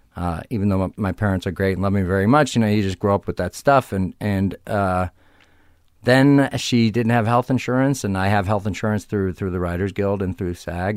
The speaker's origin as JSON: {"language": "English", "town": "Arlington Heights", "region": "Illinois", "country": "United States", "moved": "yes", "said": "suburbs of Chicago, Arlington Heights, Illinois"}